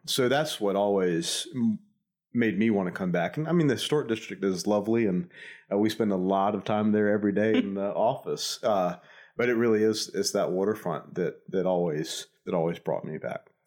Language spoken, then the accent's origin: English; near Savannah, Georgia, United States; also born or lived in Nashville, Tennessee; I'm from about, uh, five miles down the road, uh, so I haven't, I haven't made it too far from where I was, uh, born and raised